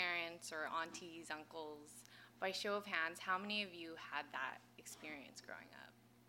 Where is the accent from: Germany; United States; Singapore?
United States; Los Angeles, California; I was born and raised here